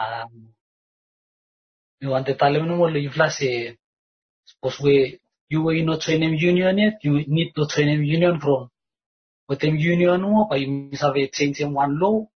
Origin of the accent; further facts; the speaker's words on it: Vanuatu; moved away as an adult; I come from Vanuatu